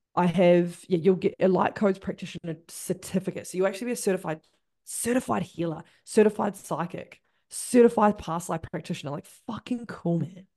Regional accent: Christchurch, Canterbury, New Zealand; I'm from Christchurch.

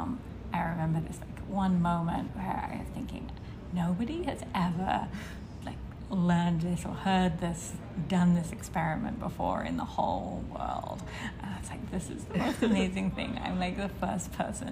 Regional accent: London, United Kingdom; moved away as an adult; also born or lived in Cambridge, England / Oxford, England; now in Boston, United States; I am from England originally. I was born in London

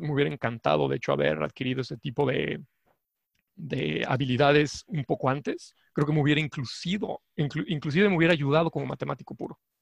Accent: Mexico; soy mexicano, y estudié la licenciatura en la Universidad Nacional

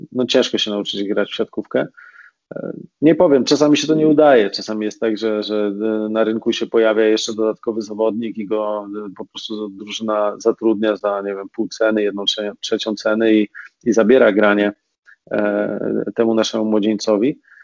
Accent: Racibórz, Silesian Voivodeship, Poland

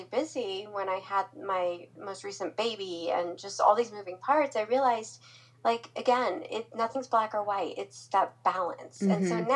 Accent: Omaha, Nebraska, United States; moved away as an adult; also born or lived in Florida; I'm from Omaha, Nebraska, so I was a long ways from home

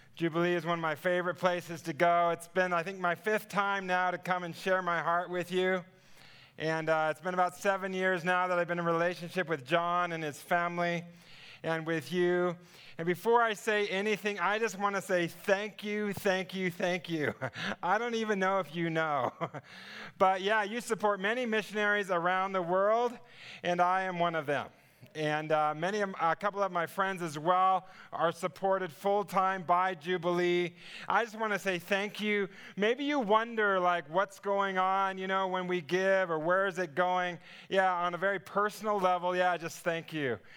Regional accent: Southern California, United States; I come from Southern California

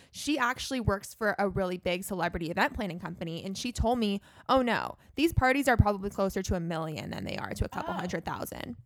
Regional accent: Los Angeles, California, United States; I grew up in Los Angeles

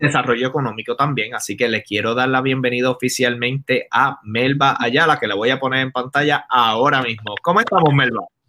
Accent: Caguas, Puerto Rico; now in Los Angeles, United States; yo iba a Plaza de Recreo de Cagua porque soy de Cagua

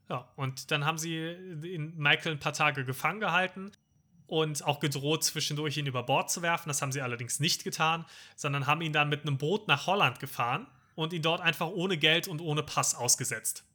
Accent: Germany; als Deutscher

